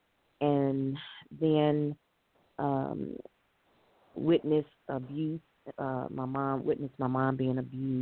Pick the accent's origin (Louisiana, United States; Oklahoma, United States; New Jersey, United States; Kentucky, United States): Kentucky, United States; Louisville; I was born and raised in Louisville, Kentucky